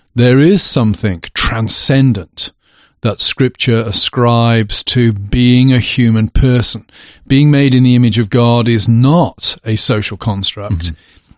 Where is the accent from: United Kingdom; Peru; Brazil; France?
United Kingdom; England; moved away; now I'm English.